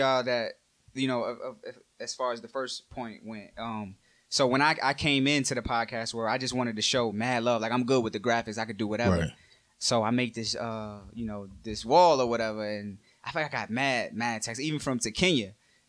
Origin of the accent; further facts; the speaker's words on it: Brooklyn, New York, United States; born there; also born or lived in New Jersey / Virginia / Puerto Rico; I'm from all over, man. I was born in Brooklyn. I lived in Jersey. I lived in New York. I lived in VA. I just did 2 years in PR.